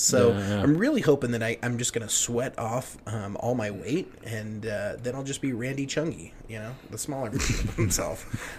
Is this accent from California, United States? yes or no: no; Fort Morgan, Colorado, United States; Fort Morgan is my hometown. Morgan County is where I'm from. My mom's from Brush